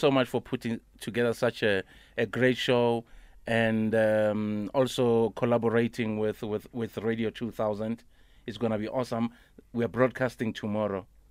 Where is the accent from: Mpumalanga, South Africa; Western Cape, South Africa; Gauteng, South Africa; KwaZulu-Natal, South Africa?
Gauteng, South Africa; Soweto; I'm from Piemville